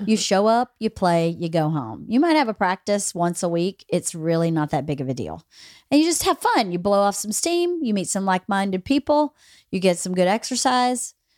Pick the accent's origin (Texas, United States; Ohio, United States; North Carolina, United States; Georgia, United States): Georgia, United States; moved away; those kids at least in my hometown, are going to A P classes